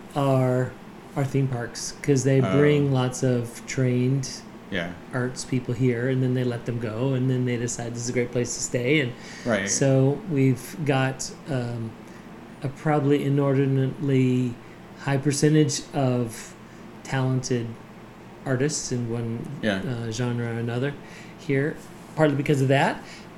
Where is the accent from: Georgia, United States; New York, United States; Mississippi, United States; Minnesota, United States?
Minnesota, United States; moved away as an adult; now in Orlando, United States; I came from Minnesota.